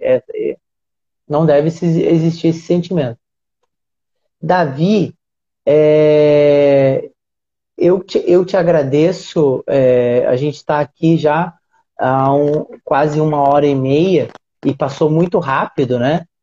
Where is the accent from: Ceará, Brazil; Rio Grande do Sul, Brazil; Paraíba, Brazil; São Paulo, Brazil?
Rio Grande do Sul, Brazil; now in Rio de Janeiro, Brazil; eu tô no Rio, no Rio de Janeiro, mas eu sou gaúcho